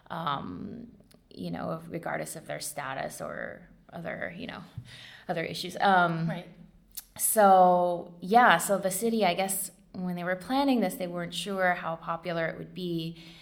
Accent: California, United States; but I'm originally from California.

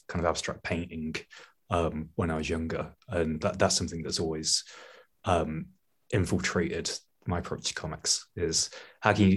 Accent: Leeds, Yorkshire and the Humber, United Kingdom; I'm from Leeds in the UK

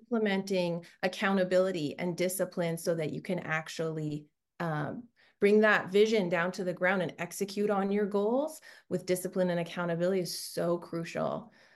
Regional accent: Canada; moved away as an adult; now in Orange County, United States; I, I grew up in Canada and another country

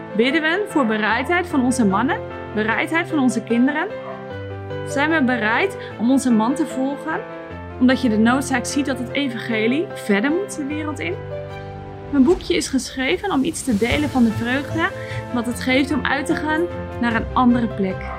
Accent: Netherlands; Ook wij als Nederlanders waren heidenen

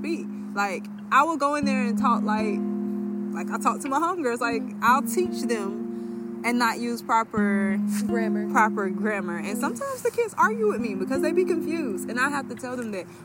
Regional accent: Deep South, United States; Being from the deep, deep south

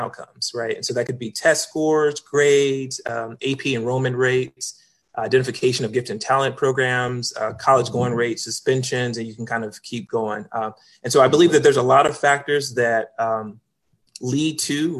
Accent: Kansas City, Kansas, United States; moved away as an adult; also born or lived in Minnesota; now in Virginia, United States; born and raised in Kansas City, Kansas. That's home for me. I was there for the first 18 years of my life until I went off to college.

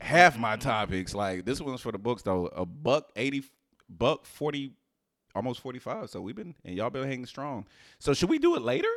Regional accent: Houston, Texas, United States; the way I was raised in Houston.

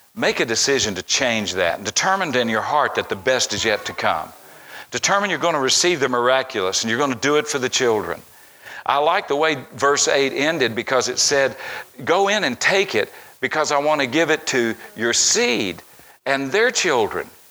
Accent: Tennessee, United States; back to my hometown, back to where I was raised

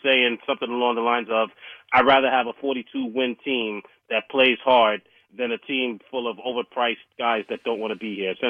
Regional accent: New York City, New York, United States; moved away; I grew up in Brooklyn, born and raised.

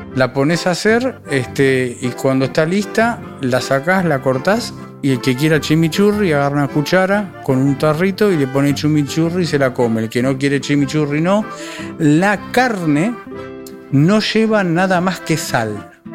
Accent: Uruguay; moved away; yo soy uruguayo y no soy argentino

